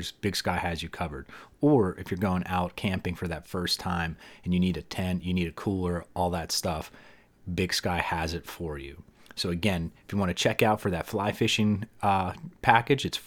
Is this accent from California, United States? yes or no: no; near Hazleton, Northeastern Pennsylvania, United States; you and I grew up in the same exact town